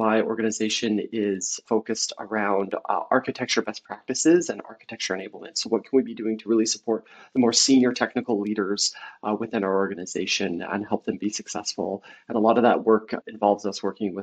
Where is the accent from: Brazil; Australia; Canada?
Canada; also born or lived in Vancouver, British Columbia; being Canadian, I'm based in Vancouver, BC, Canada.